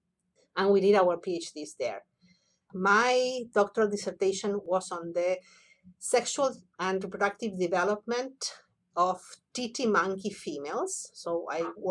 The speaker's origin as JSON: {"language": "English", "region": "Buenos Aires", "country": "Argentina", "tie": "born or raised there", "moved": "yes", "said": "I was born and raised in Buenos Aires, Argentina."}